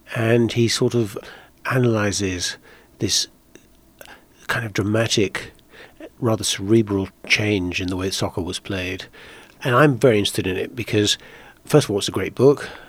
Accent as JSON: {"language": "English", "country": "Netherlands", "tie": "born or raised there", "moved": "yes", "said": "I grew up in Holland, uh, for the main part and played soccer there"}